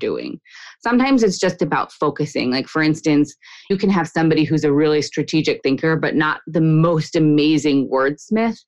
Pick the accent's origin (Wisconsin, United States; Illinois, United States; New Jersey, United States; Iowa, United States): New Jersey, United States; moved away as an adult; also born or lived in Boston; now in Israel; Grew up in New Jersey, went to college in Boston